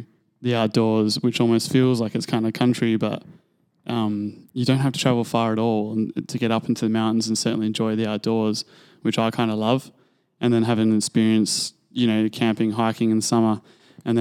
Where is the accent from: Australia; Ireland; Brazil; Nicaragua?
Australia; Perth, Western Australia; moved away as an adult; now in Vancouver, Canada; Coming from Australia, we, generally on the West Coast, have no snow